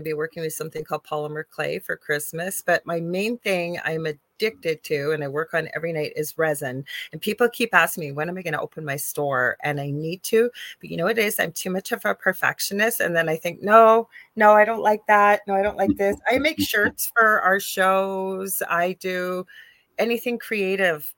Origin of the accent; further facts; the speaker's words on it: Canada; I'm a Canadian spiritual psychic medium